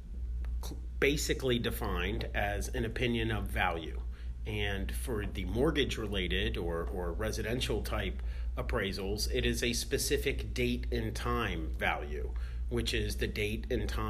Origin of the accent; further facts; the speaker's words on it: Tampa, Florida, United States; now in Pinellas County, United States; I was actually born and raised in Tampa, graduated from Plant High School